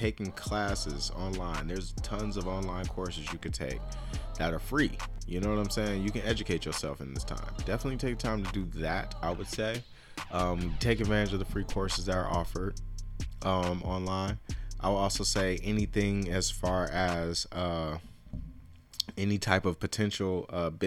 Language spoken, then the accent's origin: English; United States; I take a lot of pride in being American, honestly. I really do. Even if America shits on me because I'm a black American